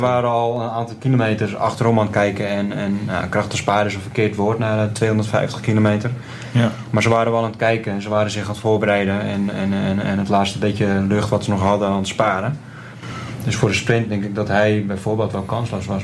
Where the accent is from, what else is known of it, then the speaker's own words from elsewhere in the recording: Netherlands; wij als Nederlanders